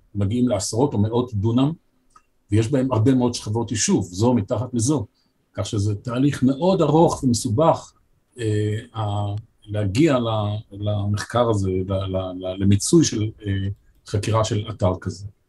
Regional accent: Haifa, Haifa District, Israel; also born or lived in Jerusalem; אני הייתי חיפאי

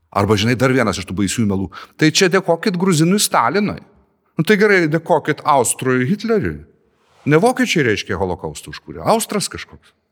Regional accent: Lithuania; O mes lietuviai ar pasipriešinam sistemai?

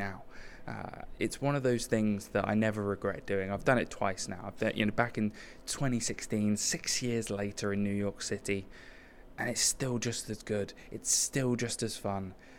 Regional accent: United Kingdom; I'm British

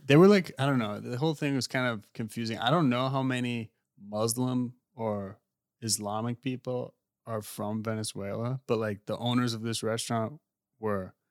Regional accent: United States; also born or lived in England; being American

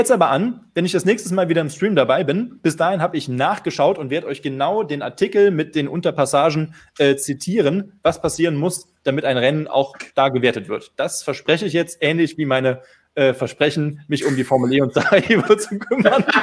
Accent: Bitburg, Rhineland-Palatinate, Germany; Äh, viele Grüße in meiner Heimat, Pitburg.

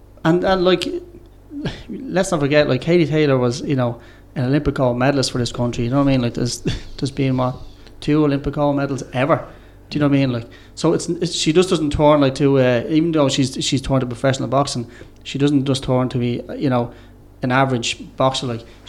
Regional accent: Ireland; I'm Irish

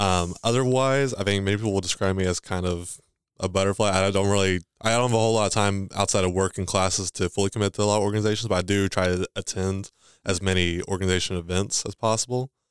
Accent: Owensboro, Kentucky, United States; also born or lived in Livermore; where I grew up was here in Owensboro all my life.

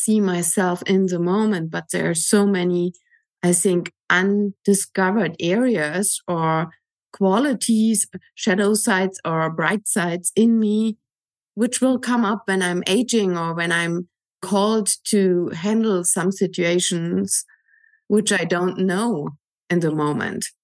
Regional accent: Germany; moved away; I'm from Germany

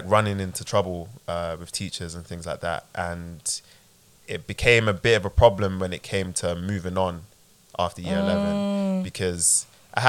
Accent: London, United Kingdom; I grew up in Peckham

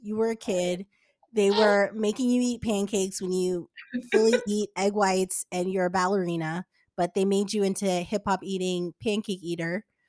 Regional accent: Englewood, New Jersey, United States; I'm from Englewood.

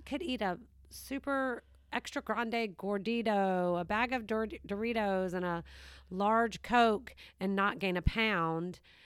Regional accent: Savannah, Georgia, United States; moved away; This is where I'm from. So it is my hometown

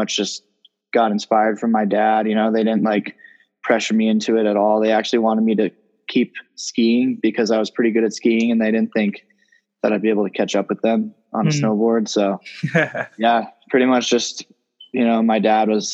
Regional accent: Telluride, Colorado, United States; I'm 20 years old and I'm from Telluride, Colorado

